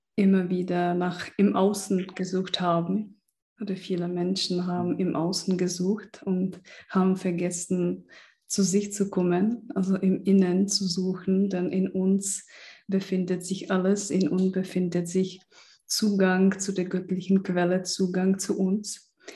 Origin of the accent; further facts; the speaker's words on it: Czechia; moved away; ich bin auch in der Tschechei aufgewachsen im Kommunismus